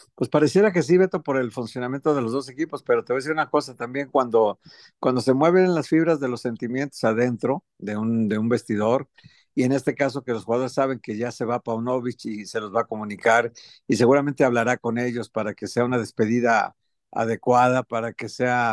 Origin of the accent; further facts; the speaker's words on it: Guadalajara, Jalisco, Mexico; nosotros somos tapatíos, sabemos cómo se mueve la sociedad en Jalisco